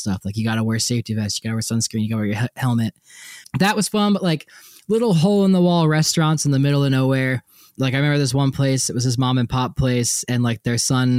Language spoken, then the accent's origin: English; East Coast, United States; moved away; I grew up in the East Coast